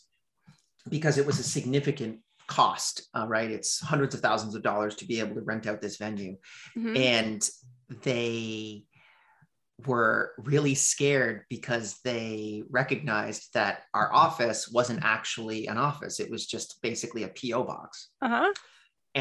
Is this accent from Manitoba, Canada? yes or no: no; Montreal, Quebec, Canada; I'm from Montreal, Canada.